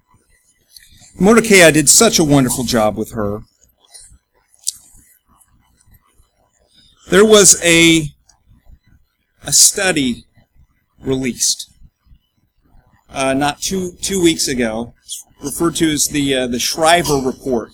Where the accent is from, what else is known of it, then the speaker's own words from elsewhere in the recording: United States; We're an American